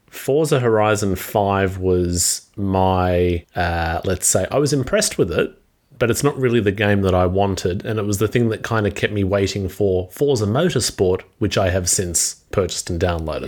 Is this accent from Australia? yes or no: yes; Australia; being Australian